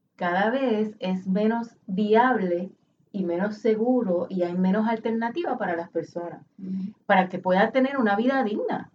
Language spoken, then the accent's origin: Spanish; Puerto Rico; Aquí está mi familia, yo soy puertorriqueña, eso es lo que soy